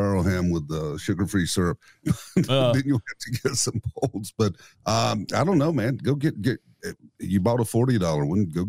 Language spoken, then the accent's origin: English; the South, United States; also born or lived in Nashville; now in East Tennessee, United States; I grew up in the South.